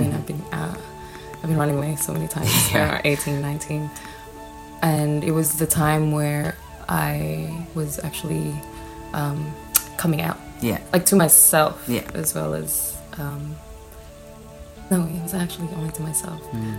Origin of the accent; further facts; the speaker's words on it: Philippines; born there; I'm a trans, queer, non-binary Philippines artist. I was born in the Philippines, at Benejero, Palangabataan.